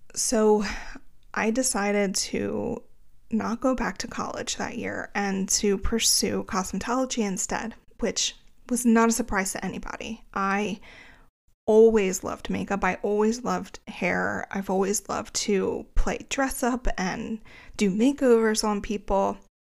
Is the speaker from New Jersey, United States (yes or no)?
yes; greater Philadelphia area, New Jersey, United States; I'm from the greater Philadelphia area. Um, but since I was from New Jersey, my license was in New Jersey